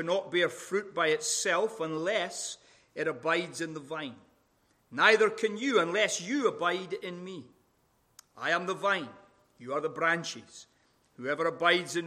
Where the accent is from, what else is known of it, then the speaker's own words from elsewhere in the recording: Scotland, United Kingdom; accent: Scottish; now in Sacramento, United States; my wonderful Scottish accent